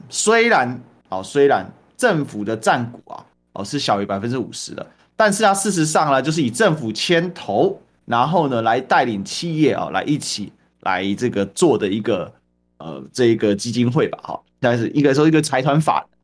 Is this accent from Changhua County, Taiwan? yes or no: no; Kaohsiung, Taiwan; 身为高雄人